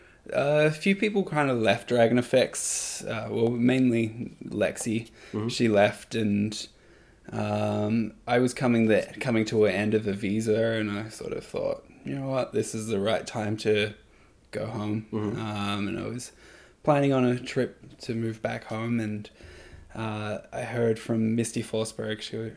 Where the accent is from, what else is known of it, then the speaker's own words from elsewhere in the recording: Perth, Western Australia, Australia; moved away as an adult; also born or lived in New Zealand; now in Toronto, Canada; where I grew up in Perth in Australia